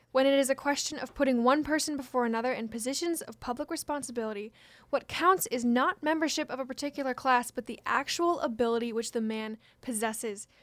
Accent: Washington, United States; from my home state

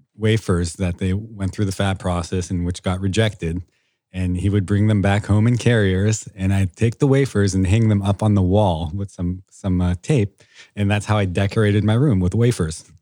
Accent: Foster City, California, United States; I am born and raised in Foster City, California

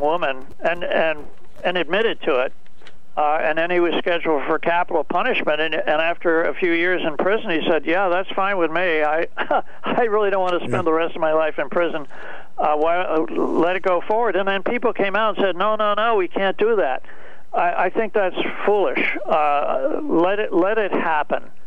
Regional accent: New York, United States; now in Connecticut, United States; I was born and raised in New York.

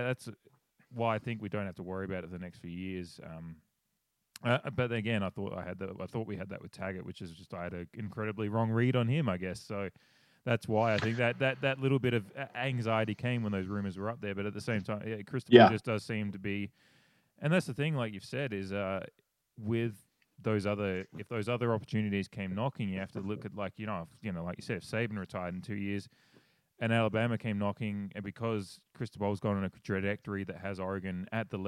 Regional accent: Australia; I'm a Australian sitting in my house

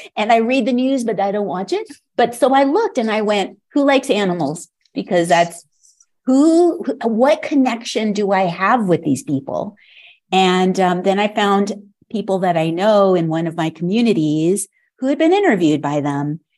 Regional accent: California, United States; moved away as an adult; also born or lived in Los Angeles / San Francisco Bay Area; now in Santa Fe, United States; I'm from California

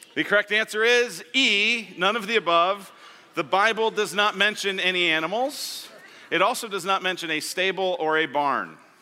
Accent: Colorado, United States; moved away as an adult; now in Arizona, United States; I'm from Colorado

